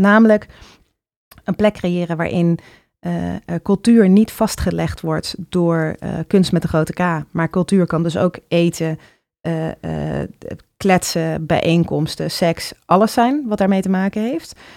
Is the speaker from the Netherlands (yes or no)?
yes; Utrecht, Netherlands; ik ben op de Oude Gracht opgegroeid.